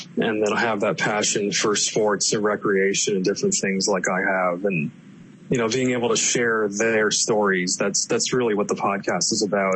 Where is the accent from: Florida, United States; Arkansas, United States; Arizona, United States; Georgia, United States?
Florida, United States; Palm Harbor; I was uh, born and bred in the Tampa Bay area here in Florida. So I grew up in Palm Harbor